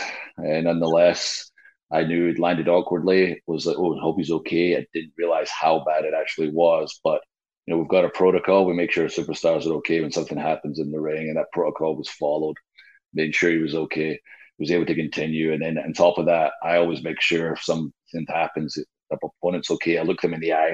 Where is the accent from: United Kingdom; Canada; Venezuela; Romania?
United Kingdom; Scotland; now in Nashville, United States; I am Scottish